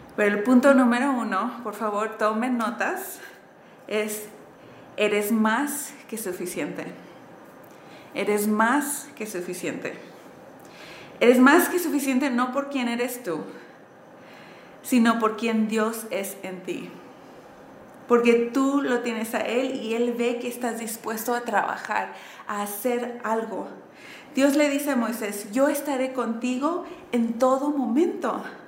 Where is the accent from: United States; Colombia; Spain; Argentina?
United States; Southern California; moved away as an adult; also born or lived in San Diego, California; now in Mexico City, Mexico; yo crecí en sur de California, en una familia mexicana-americana, quiere decir con papás mexicanos, pero yo nací en Estados Unidos